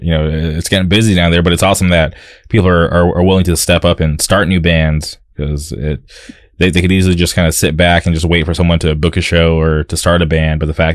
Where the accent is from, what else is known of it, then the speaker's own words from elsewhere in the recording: Palm Springs, California, United States; now in Orange County, United States; I grew up in the Palm Springs area